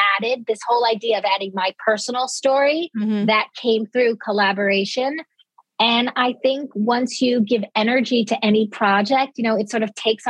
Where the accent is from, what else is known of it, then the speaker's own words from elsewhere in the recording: Dix Hills, New York, United States; I was raised in Dix Hills, exit 50